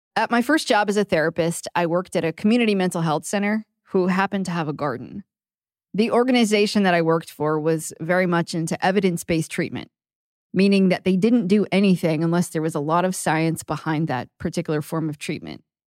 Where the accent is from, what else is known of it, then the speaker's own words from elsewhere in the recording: Maine, United States; I grew up in Maine, where the growing season is really short